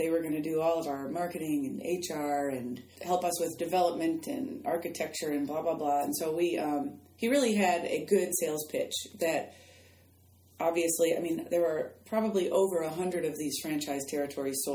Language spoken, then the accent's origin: English; Chicago, Illinois, United States; moved away as an adult; now in Florida, United States; my hometown of Chicago down to Florida